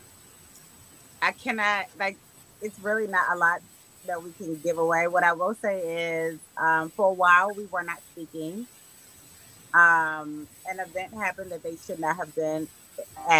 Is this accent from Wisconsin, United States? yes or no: no; Baltimore, Maryland, United States; we're literally from Baltimore